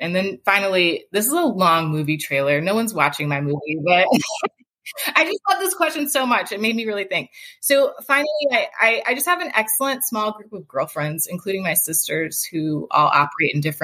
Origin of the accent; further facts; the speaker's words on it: Atlanta, Georgia, United States; moved away as an adult; I grew up in Atlanta. And I left Georgia for college and law school